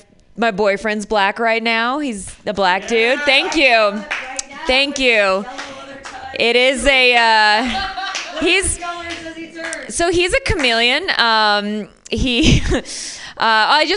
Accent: Michigan, United States; I'm from Michigan

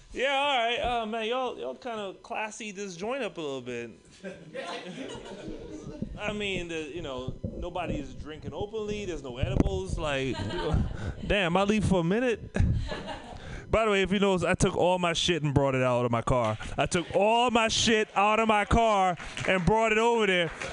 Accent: Trinidad & Tobago; moved away; also born or lived in San Francisco Bay Area; I'm from the Caribbean, Trinidad and Tobago.

